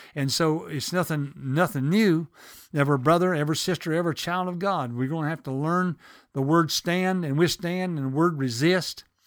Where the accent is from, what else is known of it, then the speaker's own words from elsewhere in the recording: the South, United States; accent: southern; I'm from the South